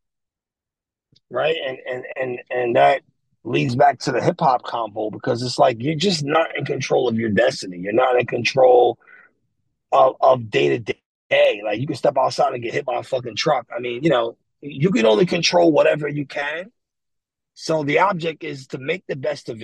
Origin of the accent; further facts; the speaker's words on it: New York City, New York, United States; moved away as an adult; now in Pennsylvania, United States; me and my mom, like, we're from the Bronx.